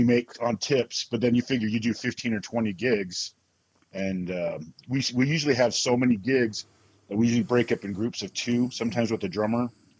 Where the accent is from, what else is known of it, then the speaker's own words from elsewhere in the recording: Ogden, Utah, United States; my hometown in Ogden.